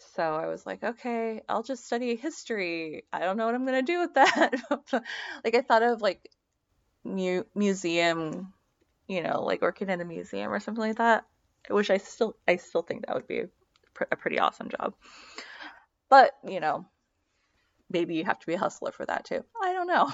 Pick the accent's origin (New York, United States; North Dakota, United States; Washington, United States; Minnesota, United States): Washington, United States; Seattle; I grew up in the Seattle area with a single mom